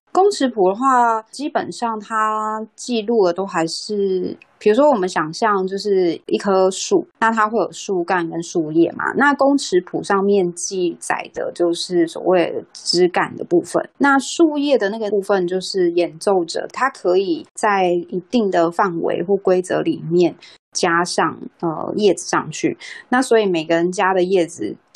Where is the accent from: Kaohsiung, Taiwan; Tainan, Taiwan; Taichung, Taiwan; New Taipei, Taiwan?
Taichung, Taiwan; now in Taipei, Taiwan; 又搬回台北，因为我本身是台中人